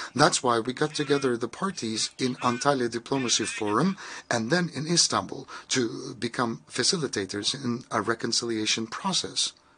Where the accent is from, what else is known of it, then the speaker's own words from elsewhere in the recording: Mexico; now in New York, United States; I am from Mexico